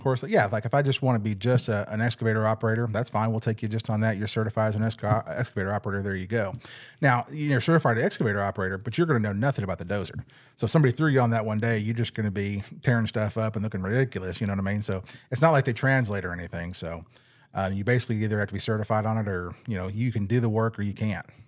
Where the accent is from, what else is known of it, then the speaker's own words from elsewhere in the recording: California, United States; moved away as an adult; now in Arkansas, United States; I'm actually from California